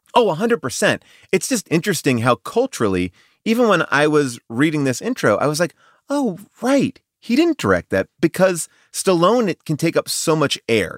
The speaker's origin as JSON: {"language": "English", "region": "East Coast", "country": "United States", "said": "I'm from the East Coast. I'm also Italian."}